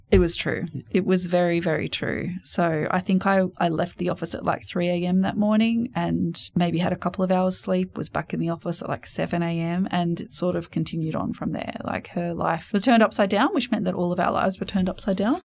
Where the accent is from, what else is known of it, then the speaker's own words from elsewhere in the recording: New South Wales, Australia; also born or lived in England; now in Sydney, Australia; I was from New South Wales